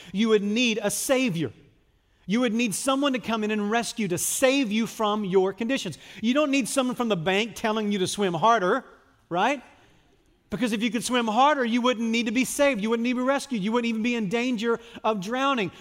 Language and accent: English; United States; I'm an American, I live in a free country